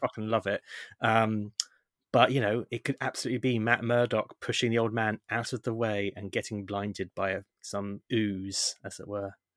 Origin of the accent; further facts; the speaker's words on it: United Kingdom; we're British